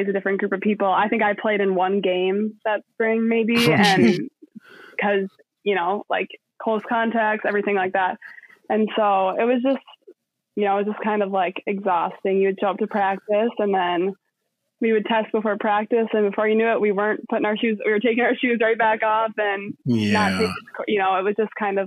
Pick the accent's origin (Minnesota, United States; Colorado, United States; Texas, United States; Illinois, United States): Minnesota, United States; Rochester; I grew up in Rochester. I'm one of nine kids